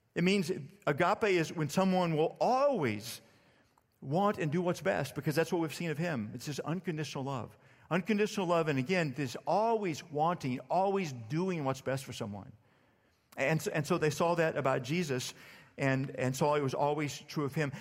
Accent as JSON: {"language": "English", "area": "Starr County", "region": "Texas", "country": "United States", "tie": "born or raised there", "said": "I grew up in Starr County, Texas, deep South Texas"}